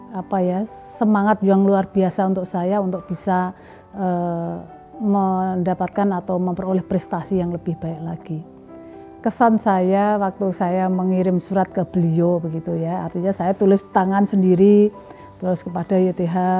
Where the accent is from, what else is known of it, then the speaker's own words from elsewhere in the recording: Pati, Central Java, Indonesia; di daerah saya, di Pati, Jawa Tengah